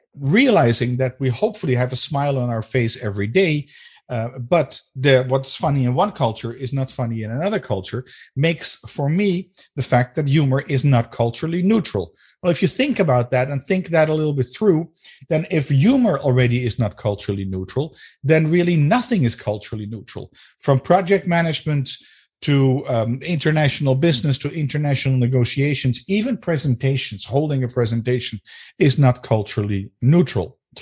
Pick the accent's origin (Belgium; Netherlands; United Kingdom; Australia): Netherlands; first language Dutch; English is a second language; my native language is Dutch